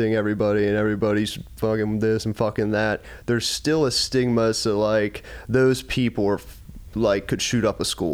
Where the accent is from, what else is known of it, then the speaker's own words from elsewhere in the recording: Pittsburgh, Pennsylvania, United States; my upbringing, you know, we're from Pittsburgh